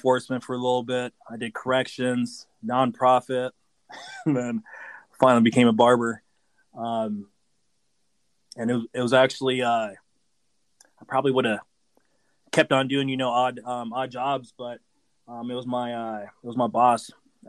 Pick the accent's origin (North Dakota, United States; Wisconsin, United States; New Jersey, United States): North Dakota, United States; Fargo; also born or lived in Haiti; I was born in Haiti. I came here when I was 3 years old, and we came straight to Fargo, North Dakota.